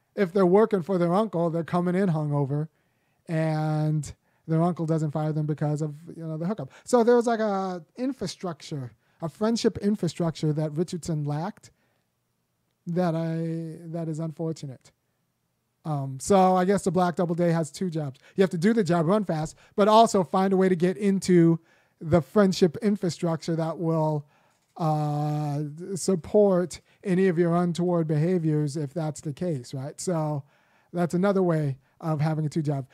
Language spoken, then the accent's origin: English; Los Angeles, California, United States; I'm still American because I was born in Los Angeles